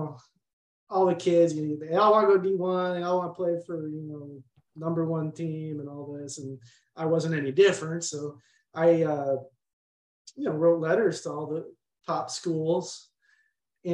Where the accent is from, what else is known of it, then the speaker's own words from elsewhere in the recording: Park Ridge, Illinois, United States; moved away as an adult; also born or lived in San Diego, California; Grew up in Park Ridge on the northwest side